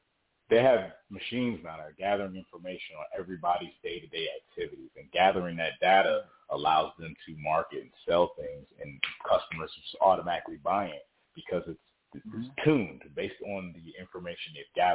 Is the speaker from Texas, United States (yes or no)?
no; North New Jersey, United States; moved away; I'm originally from North New Jersey